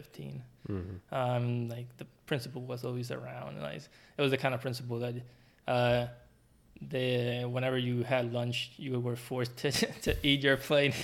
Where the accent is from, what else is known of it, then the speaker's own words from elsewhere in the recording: Puerto Rico; moved away as an adult; now in United States; I was born, raised until I was 24, 25, and I moved to start my graduate studies.